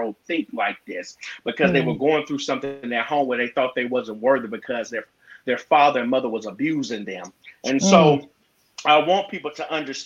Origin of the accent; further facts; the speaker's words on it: Gulfport, Mississippi, United States; I'm from Gulfport, Mississippi.